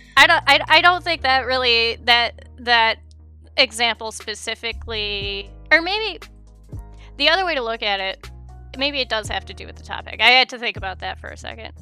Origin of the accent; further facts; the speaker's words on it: United States; I grew up in America